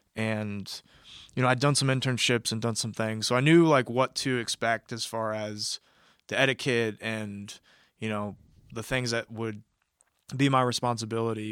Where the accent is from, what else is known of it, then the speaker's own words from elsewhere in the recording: Kansas City, Missouri, United States; moved away as an adult; also born or lived in West Coast; I'm originally from Kansas City, Missouri